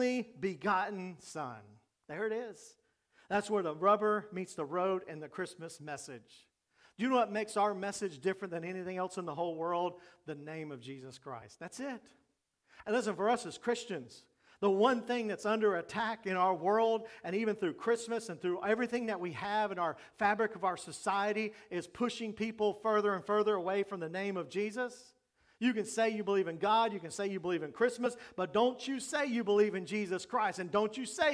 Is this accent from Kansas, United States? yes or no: no; Jacksonville, Florida, United States; When I was growing up in Jacksonville